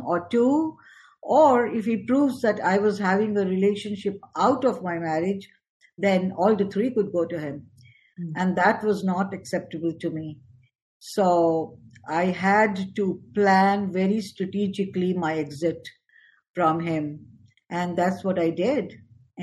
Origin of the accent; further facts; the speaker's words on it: New Delhi, Delhi, India; moved away as an adult; now in United States; I was born and brought up in New Delhi, India, and I moved to US much later in life